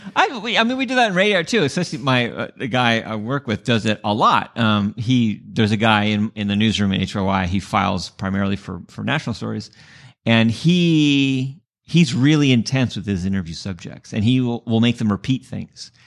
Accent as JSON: {"language": "English", "town": "San Diego", "region": "California", "country": "United States", "tie": "born or raised there", "also_born_or_lived": "Bay Area, California", "moved": "yes", "said": "I grew up in San Diego"}